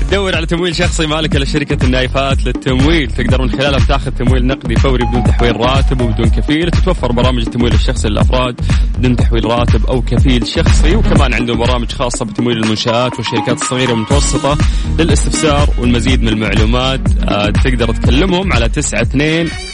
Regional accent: Saudi Arabia

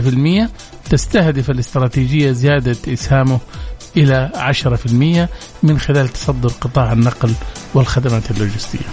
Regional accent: Saudi Arabia; عندنا في السعودية

